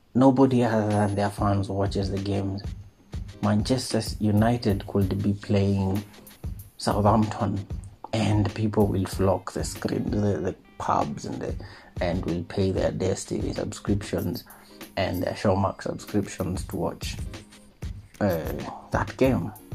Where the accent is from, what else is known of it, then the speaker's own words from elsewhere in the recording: Kenya; also born or lived in Nairobi; as a Kenyan.